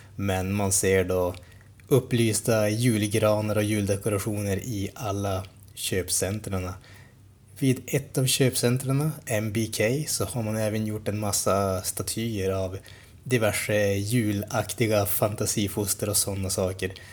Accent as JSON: {"language": "Swedish", "country": "Sweden"}